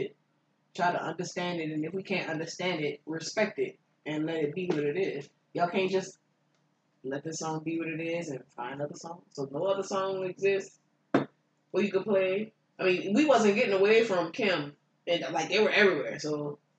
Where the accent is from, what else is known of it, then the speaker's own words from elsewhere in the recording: New Orleans, Louisiana, United States; Period. And we from New Orleans.